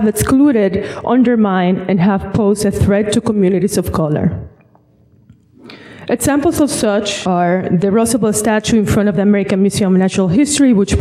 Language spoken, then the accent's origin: English; Dominican Republic; also born or lived in Bronx, New York; now in New York, United States; growing up in the Dominican Republic